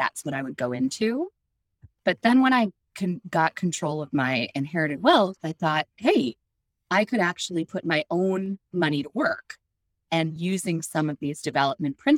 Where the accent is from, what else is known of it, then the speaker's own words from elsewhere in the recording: Chicago, Illinois, United States; I grew up in Chicago